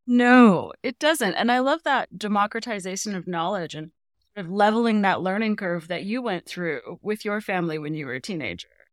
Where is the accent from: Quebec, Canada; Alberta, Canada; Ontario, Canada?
Alberta, Canada; Edmonton; growing up in Edmonton